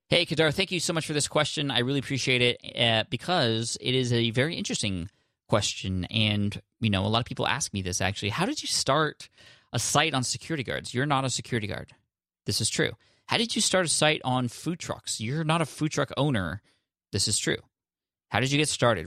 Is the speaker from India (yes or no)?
yes; India; I'm from India